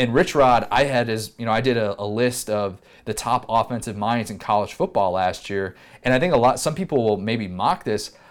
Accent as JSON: {"language": "English", "region": "Midwest", "country": "United States", "tie": "born or raised there", "moved": "yes", "said": "I grew up in the Midwest"}